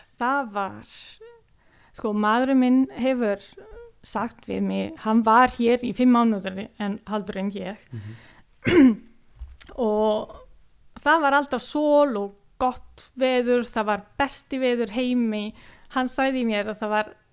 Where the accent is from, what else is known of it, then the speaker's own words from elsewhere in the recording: Livigno, Lombardy, Italy; Icelandic is a second language; now in Akureyri, Iceland; Ég er frá Nordurítilju mm, ég kem frá líturþorpi sem heitir Livigno